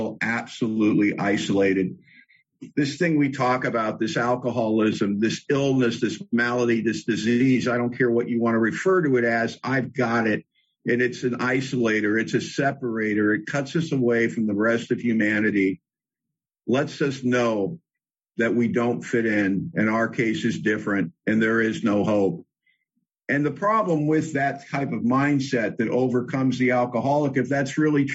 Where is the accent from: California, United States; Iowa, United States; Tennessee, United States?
California, United States; Los Angeles; moved away as an adult; now in Bellingham, United States; I was born in L.A., born and raised in Hollywood specifically.